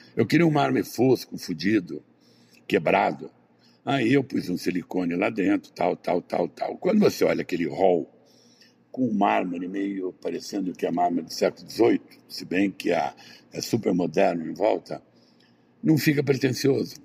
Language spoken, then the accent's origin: Portuguese; Brazil; eu não nasci no Jardim Europa, nem em Ipanema, nem em Leblon, eu nasci no interior